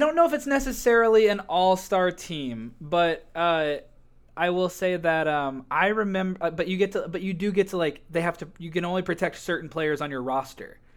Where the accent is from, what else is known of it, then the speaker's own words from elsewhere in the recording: United States; we're fundamentally American